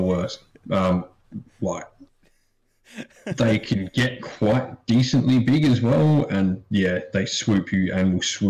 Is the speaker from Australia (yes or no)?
yes; South Australia, Australia; I'm from South Australia